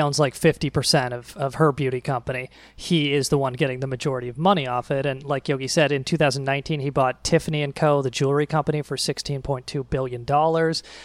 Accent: United States; as an American

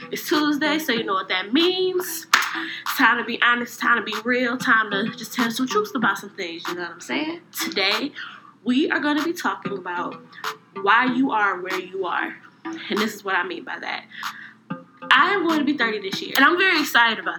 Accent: Cleveland, Ohio, United States; I'm from Cleveland.

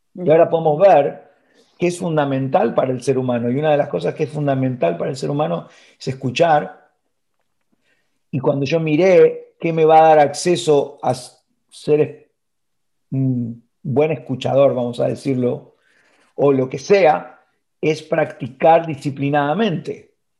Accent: Argentina; moved away as an adult; also born or lived in Miami; now in Florida, United States; yo, viviendo en Argentina

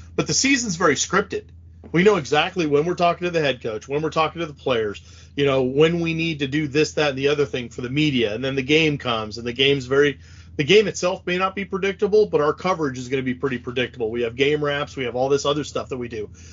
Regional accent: Pacific Northwest, United States; someone who was born and raised in the Pacific Northwest

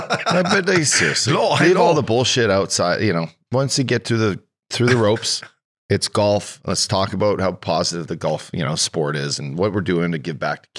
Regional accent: Ireland; I'm Irish.

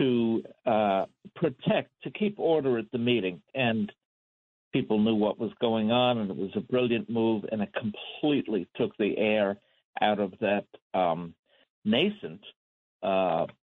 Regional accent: New York City, New York, United States; I was born in Queens

